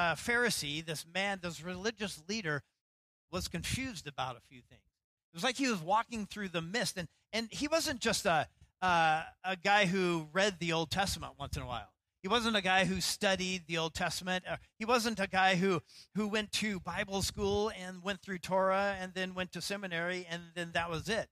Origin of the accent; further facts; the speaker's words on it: Idaho, United States; now in Seattle, United States; when I was growing up in Idaho